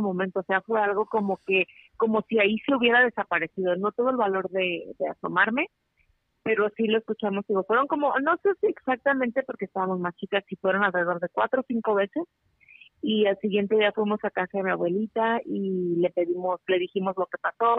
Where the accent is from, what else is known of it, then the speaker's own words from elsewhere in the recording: La Piedad, Michoacán, Mexico; now in Reno, United States; yo soy de Michoacán, de la Piedad, Michoacán